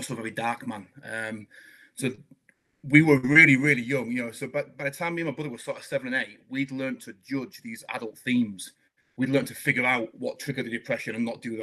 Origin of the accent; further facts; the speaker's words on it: Scarborough, Yorkshire and the Humber, United Kingdom; I was raised in Scarborough